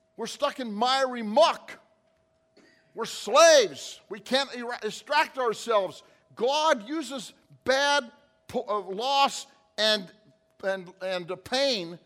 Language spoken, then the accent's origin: English; North Platte, Nebraska, United States; I grew up in North Platte, Nebraska.